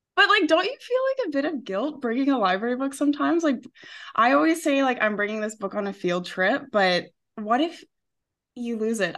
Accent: Western Canada, Canada; moved away as an adult; now in Spain; I'm Canadian

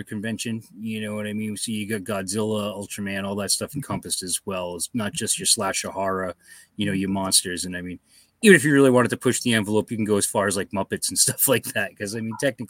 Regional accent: Tiverton, Rhode Island, United States; I grew up in Tiverton, Rhode Island

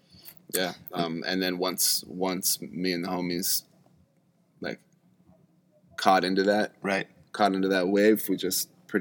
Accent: Seattle, Washington, United States; I grew up in Seattle listening to all different types of music on the radio

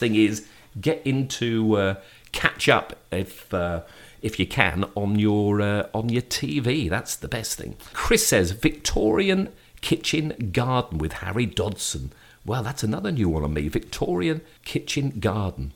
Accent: Shrewsbury, West Midlands, United Kingdom; moved away; my hometown

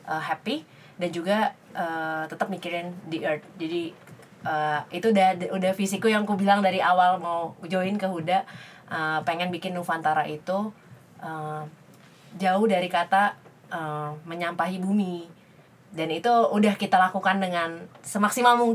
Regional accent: Yogyakarta, Special Region of Yogyakarta, Indonesia; jadi sebagai kan, orang Jogja ya

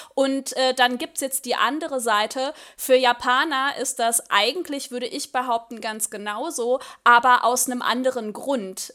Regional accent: Germany; für uns als Deutsche

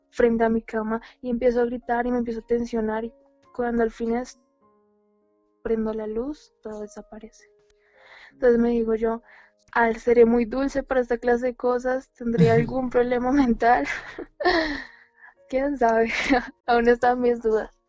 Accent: Colombia; accent: Colombian; Ah, sí, soy de Colombia.

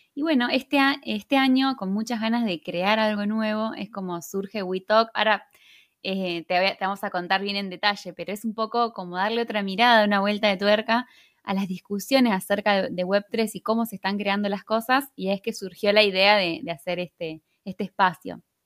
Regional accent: Argentina; yo soy de Argentina

